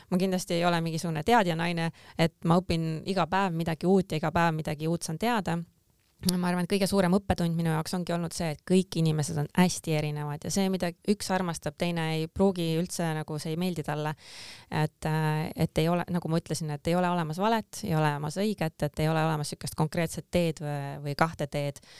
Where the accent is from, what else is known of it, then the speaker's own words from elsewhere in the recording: Pärnu, Pärnu County, Estonia; moved away; ma olen pärit Pärnust